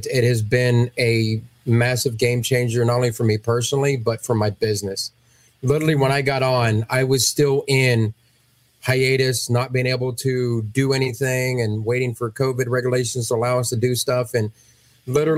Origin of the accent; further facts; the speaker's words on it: Ohio, United States; I'm from Ohio